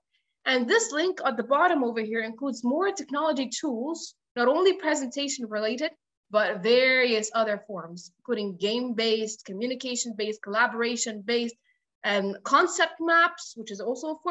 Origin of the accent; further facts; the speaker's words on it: Egypt; I come from Egypt, which is true, and I teach from here